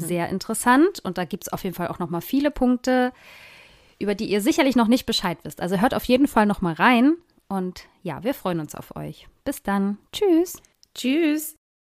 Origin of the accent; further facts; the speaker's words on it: Germany; hier bei uns in Deutschland